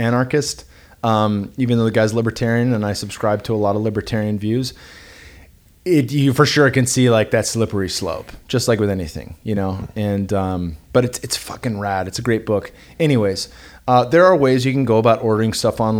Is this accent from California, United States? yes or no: yes; the Bay Area, California, United States; now in Austin, United States; I grew up in the Bay Area and had just moved to Austin